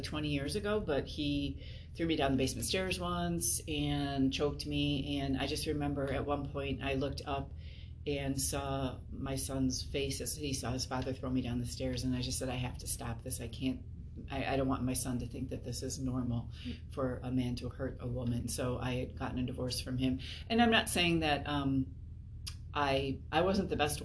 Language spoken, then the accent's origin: English; Chicago, Illinois, United States; moved away as an adult; now in Indiana, United States; I grew up in the Chicagoland area